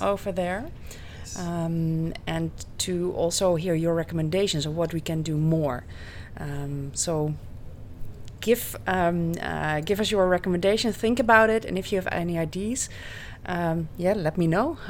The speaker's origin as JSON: {"language": "English", "country": "Netherlands", "said": "I'm from the Netherlands."}